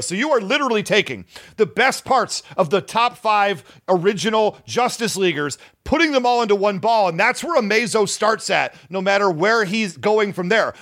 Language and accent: English; Detroit, Michigan, United States; I grew up in the Detroit area